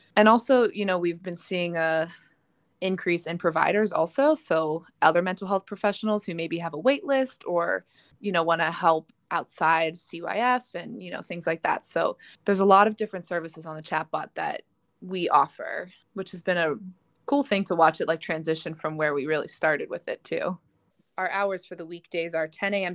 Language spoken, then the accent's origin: English; Pittsburgh, Pennsylvania, United States; I am born and raised in Pittsburgh